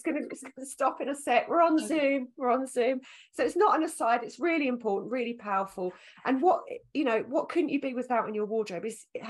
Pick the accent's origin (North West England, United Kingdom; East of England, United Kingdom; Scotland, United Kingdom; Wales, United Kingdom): East of England, United Kingdom; Essex; accent: Essex; I was insecure about my Essex accent